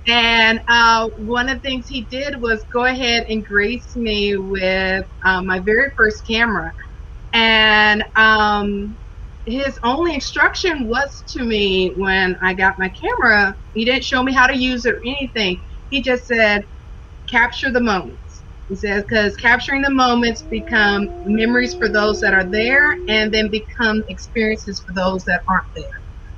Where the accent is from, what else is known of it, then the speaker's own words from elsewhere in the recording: Hawaii, United States; Well, I was born and raised in Hawaii. My dad was stationed there.